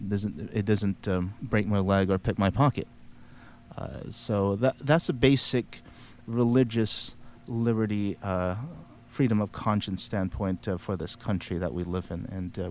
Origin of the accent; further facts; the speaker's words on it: the Bible Belt, United States; Maybe it's because I was born and raised in the Bible Belt.